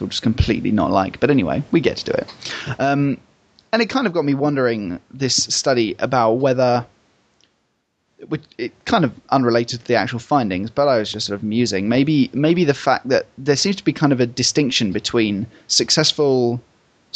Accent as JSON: {"language": "English", "area": "Essex", "region": "East of England", "country": "United Kingdom", "tie": "born or raised there", "said": "Essex is my hometown. Home county."}